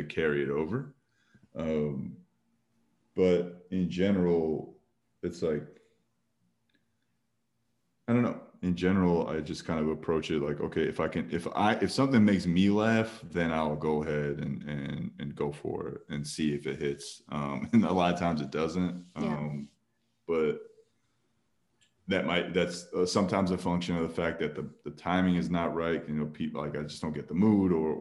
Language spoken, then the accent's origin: English; New Jersey, United States; I grew up in Jersey, and so I was surrounded by Indian people